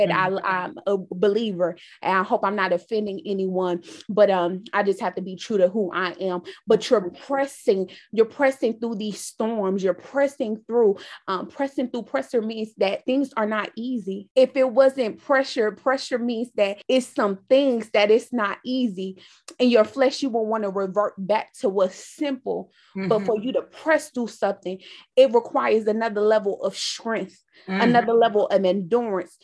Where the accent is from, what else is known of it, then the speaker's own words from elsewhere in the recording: New York City, New York, United States; now in Raleigh, United States; I am originally from Brooklyn, New York, currently reside in Raleigh, North Carolina